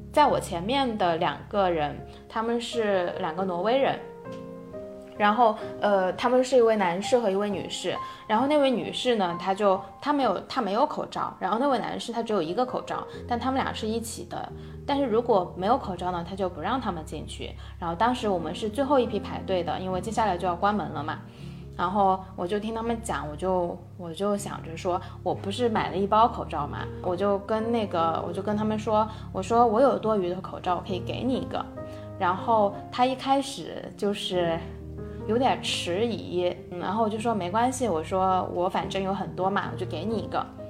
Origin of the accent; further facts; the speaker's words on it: China; moved away as an adult; now in Sweden; 我是中国人，然后我在瑞典工作